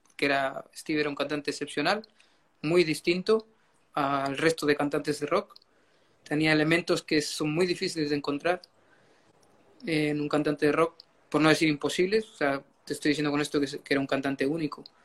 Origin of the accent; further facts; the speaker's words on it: Chile; moved away as an adult; also born or lived in Madrid, Spain; now in Bucharest, Romania; yo soy nacido en Chile